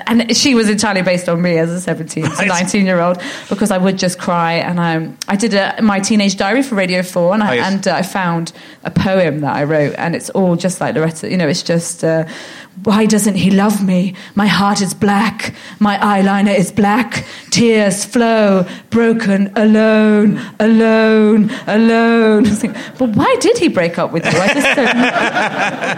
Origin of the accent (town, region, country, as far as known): London, United Kingdom; born or raised there